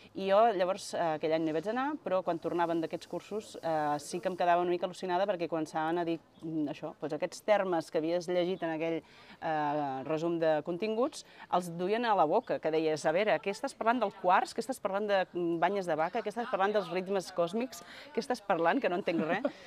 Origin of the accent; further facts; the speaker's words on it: Vilanova i la Geltrú, Catalonia, Spain; jo soc de Vilanova de la Geltrú